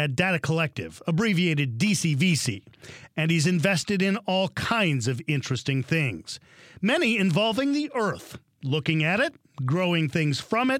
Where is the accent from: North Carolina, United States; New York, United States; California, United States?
California, United States; Sometimes when I'm traveling, I'll tell somebody I'm from Silicon Valley and they'll ask me, what's cool?